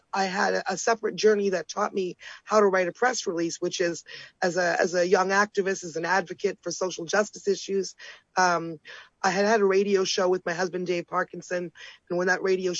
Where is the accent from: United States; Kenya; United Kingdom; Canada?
Canada; near Toronto, Ontario; I'm coming to you from my hometown up here. Yeah, I'm in, you know, near Toronto